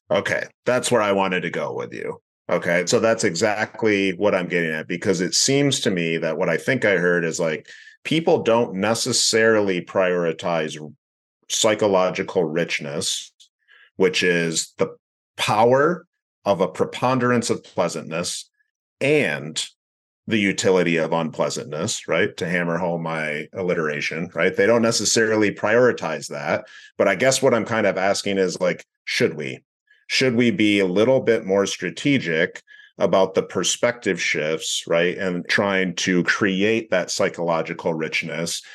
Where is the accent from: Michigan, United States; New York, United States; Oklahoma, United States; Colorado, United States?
Michigan, United States; West; born and raised in West Michigan